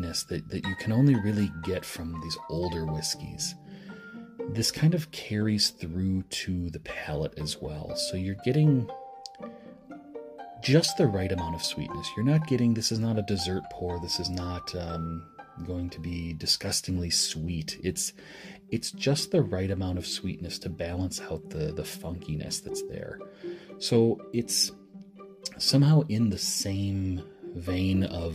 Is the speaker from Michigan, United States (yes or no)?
yes; Michigan, United States; moving to my home state of Michigan